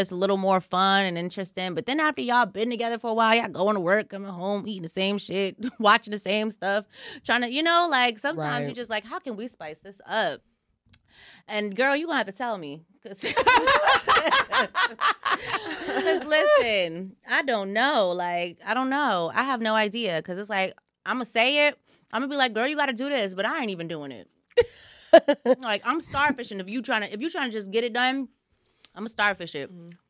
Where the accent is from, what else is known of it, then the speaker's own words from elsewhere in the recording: Nigeria; I'm Nigerian, man.